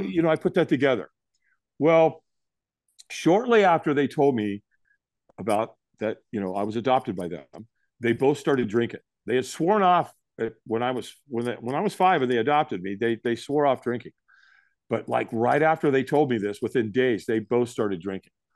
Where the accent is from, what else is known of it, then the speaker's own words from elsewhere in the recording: Los Angeles, California, United States; this is in Hollywood, California. I was born in the Queen of Angels Hospital